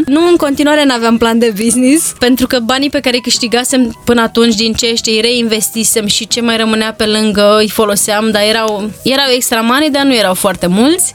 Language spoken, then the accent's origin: Romanian; Bârlad, Vaslui County, Romania; eu am copilărit în Bârlad și vin dintr-o familie modestă